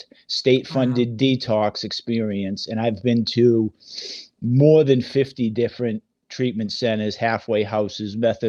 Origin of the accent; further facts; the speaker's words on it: north of Boston, Massachusetts, United States; moved away; also born or lived in Salem, Massachusetts / south Florida; I grew up in Boston, 15 minutes north of Boston, born in Salem, Massachusetts. you know, I'm 25% Irish, Italian, French, and Polish.